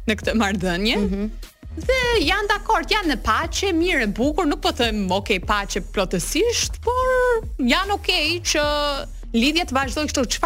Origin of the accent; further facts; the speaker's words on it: United States; jam amerikane